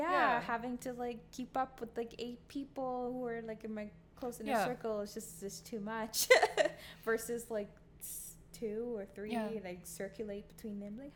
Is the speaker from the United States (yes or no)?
no; Bahamas; now in Canada; because obviously I'm not Canadian, and I never identified myself as one. I was Bahamian, but like, they'll be like, oh, you don't sound Caribbean.